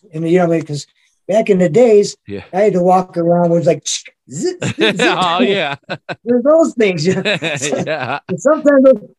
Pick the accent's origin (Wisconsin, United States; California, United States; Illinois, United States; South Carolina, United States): Illinois, United States; Calumet City; also born or lived in Chicago, Illinois / Burnham, Illinois / Hammond, Indiana / Lake Station, Indiana; I grew up in Calumet City.